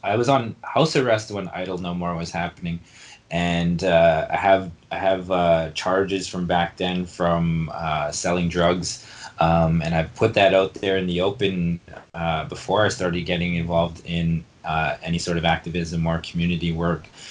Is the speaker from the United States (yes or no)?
no; Winnipeg, Manitoba, Canada; I am from uh, Lake Manitoba First Nation, but uh, born and raised in Winnipeg and spent a lot of uh, my formative years in, in the North End